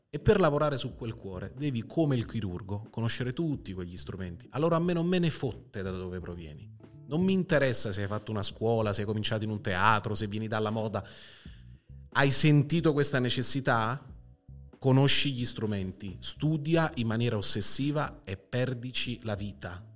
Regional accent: Italy

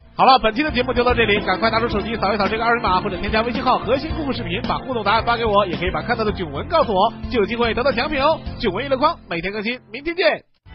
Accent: China; 我们中国人

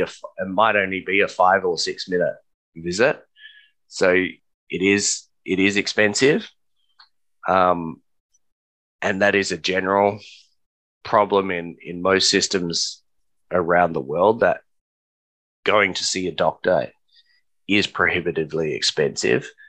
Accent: Australia; us as Australian citizens and permanent residents

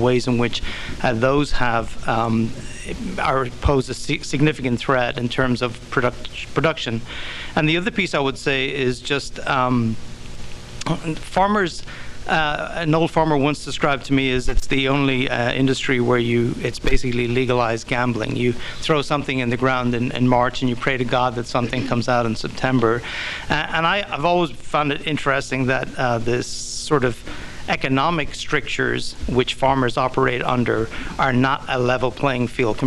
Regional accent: Ireland; moved away; I grew up in Ireland

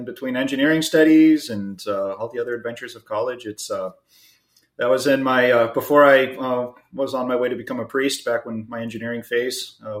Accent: Houston, Texas, United States; I'm originally from Houston, Texas. As you know, we met at the University of Texas. You're from the Dallas area. I'm from the Houston area.

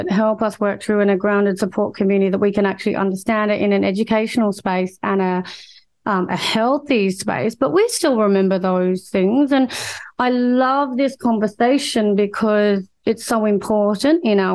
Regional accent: Australia; I'm Australian born and I've grown up predominantly, well, all the time of my life here

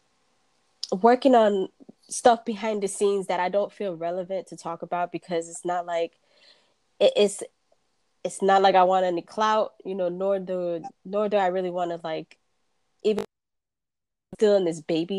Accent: New York City, New York, United States; moved away; also born or lived in Florida; growing up in New York, it was the quintessential melting pot

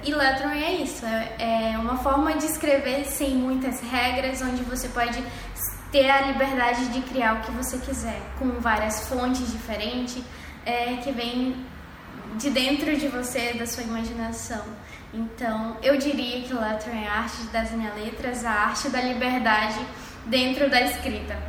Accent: Pará, Brazil; now in Cuiabá, Brazil; eu sou do Pará, sou do estado do Pará, uma cidade bem pequena, lá no litoral. E eu sou paraense

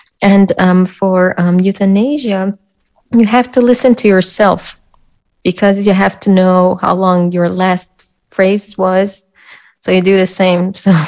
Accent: Iran; now in Austria; No, I'm from

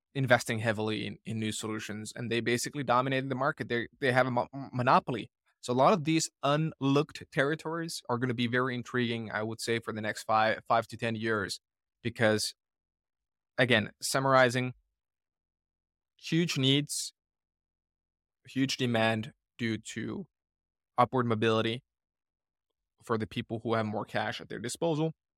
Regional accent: Finland; moved away; growing up in Finland

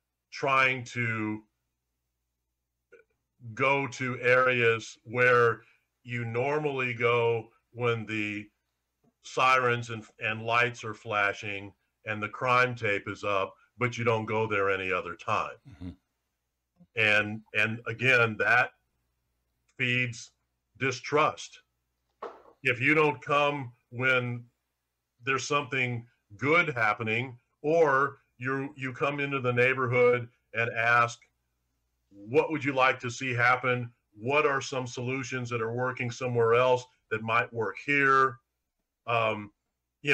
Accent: St. Louis, Missouri, United States; I'm in my hometown covering my hometown teams

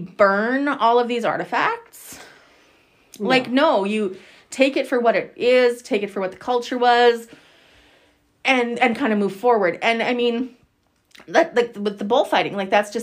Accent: Saskatchewan, Canada; I'm from Saskatchewan, born and raised.

